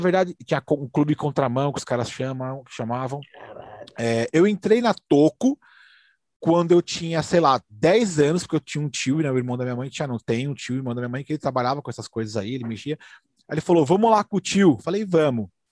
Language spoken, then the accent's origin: Portuguese; São Paulo, Brazil; sou daqui da, da, da, da, Vila Carrão